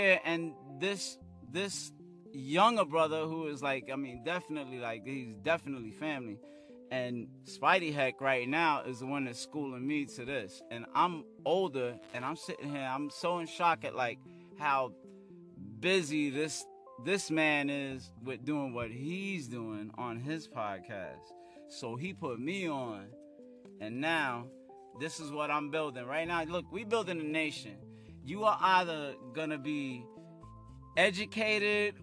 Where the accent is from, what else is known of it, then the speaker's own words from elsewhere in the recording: New York City, New York, United States; also born or lived in Harlem; I was raised in Brooklyn